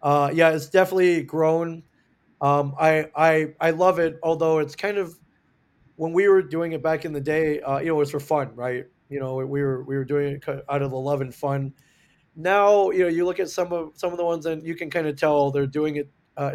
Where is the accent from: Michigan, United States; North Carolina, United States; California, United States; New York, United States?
Michigan, United States; also born or lived in Indiana; So, but I grew up mainly in the Midwest, Michigan, Indiana, and ended up going to school, University of Michigan in Ann Arbor.